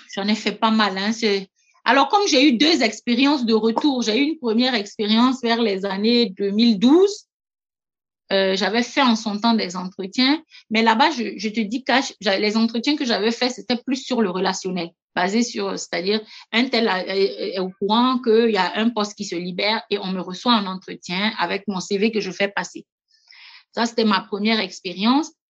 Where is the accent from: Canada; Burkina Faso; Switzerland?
Burkina Faso; moved away as an adult; also born or lived in Montpellier, France / Gabon; en tant que Burkinabé, ayant vécu en France, ayant la culture du travail à la française, plus celle du Burkina